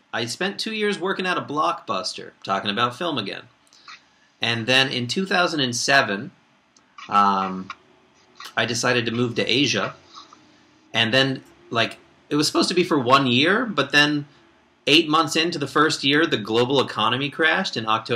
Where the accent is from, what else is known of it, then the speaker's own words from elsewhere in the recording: Kansas, United States; moved away as an adult; also born or lived in Korea / Spain; now in Vancouver, Canada; I'm from Kansas. I went to the University of Kansas.